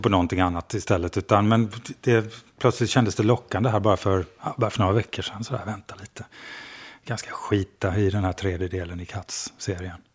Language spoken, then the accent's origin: Swedish; Skogstorp, Halland County, Sweden; moved away; Jag kommer från Skogstorp utanför Falkenberg